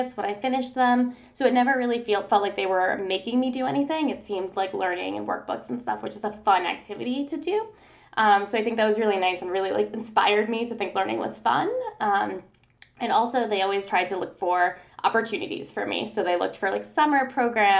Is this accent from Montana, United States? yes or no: no; New York City, New York, United States; moved away as an adult; also born or lived in Seoul, South Korea; I grew up in Brooklyn, New York